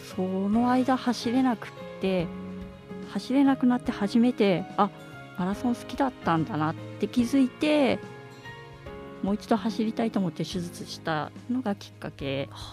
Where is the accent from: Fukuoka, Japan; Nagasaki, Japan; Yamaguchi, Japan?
Yamaguchi, Japan; Iwakuni; also born or lived in Hiroshima; now in Sendai, Japan; 山口県岩国市っていうところに